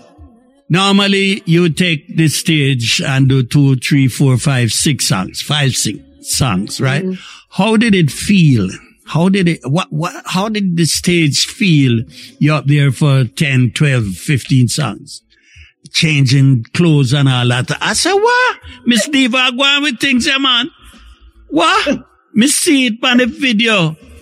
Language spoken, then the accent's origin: English; May Pen, Clarendon, Jamaica; We're all from Maypen, so we refer to each other as friend